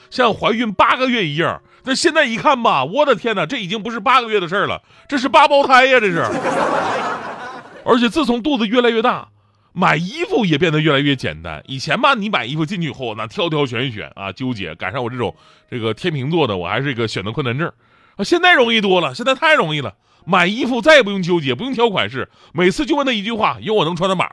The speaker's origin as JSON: {"language": "Chinese", "town": "Changchun", "region": "Jilin", "country": "China", "tie": "born or raised there", "moved": "yes", "said": "我老家长春"}